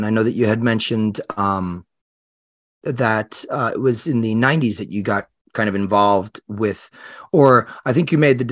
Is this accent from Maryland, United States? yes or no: no; Long Island, New York, United States; also born or lived in Manhattan, New York; Long Island is where I grew up, but I lived in Manhattan for a long time